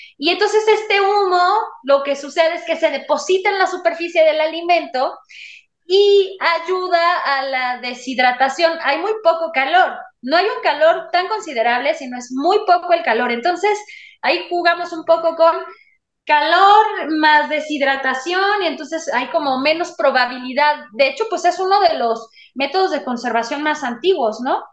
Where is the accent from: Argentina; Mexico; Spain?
Mexico; soy mexicana